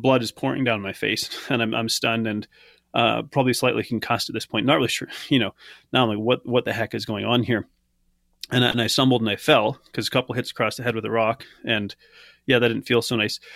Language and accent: English; Canada; I, I grew up in Canada